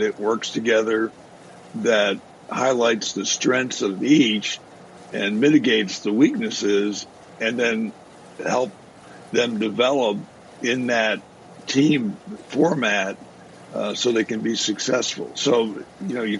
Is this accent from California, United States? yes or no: no; New Jersey, United States; moved away; I grew up in South Jersey